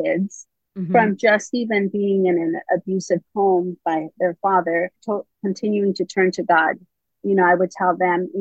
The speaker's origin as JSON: {"language": "English", "region": "California", "country": "United States", "tie": "born or raised there", "moved": "as an adult", "lives_now": "North Carolina, United States", "said": "I was raised in California. We just moved to North Carolina in December"}